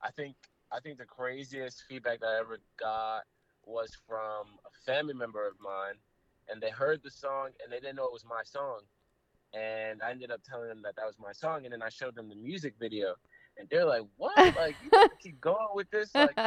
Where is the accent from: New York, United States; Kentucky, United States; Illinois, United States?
New York, United States; New York City; growing up in the Bronx